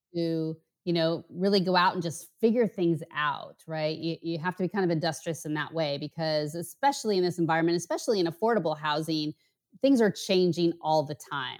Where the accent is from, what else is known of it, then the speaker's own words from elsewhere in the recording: outside Portland, Oregon, United States; moved away as an adult; also born or lived in Bay Area, California / San Diego, California; now in Miami, United States; I grew up just outside of Portland